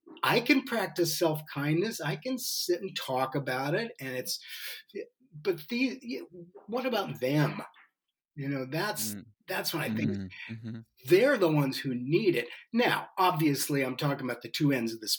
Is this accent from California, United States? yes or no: yes; San Francisco Bay Area, California, United States; I was the luckiest person on the planet growing up in the San Francisco Bay Area in the 60s